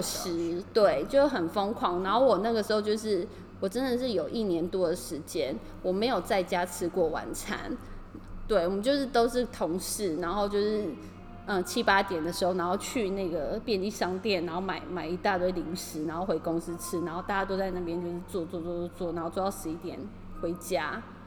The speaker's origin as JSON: {"language": "Chinese", "country": "Taiwan", "moved": "yes", "lives_now": "Tokyo, Japan", "said": "对我是台湾人来说"}